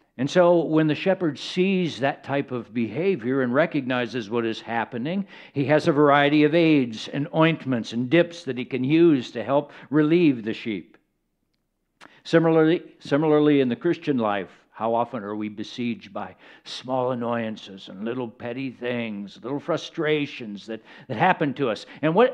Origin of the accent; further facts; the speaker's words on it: Kenya; born there; Now, I was born in Kenya. I was the child of missionaries, and I also got to observe sheep in other places, arid places, where there wasn't a lot of groundwater.